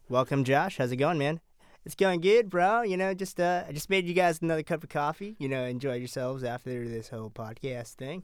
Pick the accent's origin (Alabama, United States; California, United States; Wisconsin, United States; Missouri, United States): California, United States; I'm from California